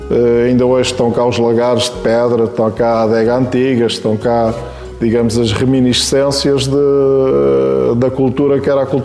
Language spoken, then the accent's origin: Portuguese; Quinta da Escusa, Tejo, Santarém District, Portugal; nos terrenos que eram do meu pai, que eram do meu avô e que tinham sido terrenos de antigas vinhas. Portanto, foi o sítio onde eu nasci, é o sítio que eu sempre conheci.